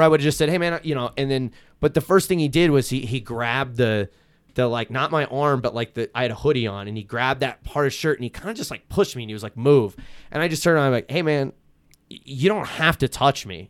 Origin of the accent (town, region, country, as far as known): Shamokin, Pennsylvania, United States; born or raised there; also born or lived in Philadelphia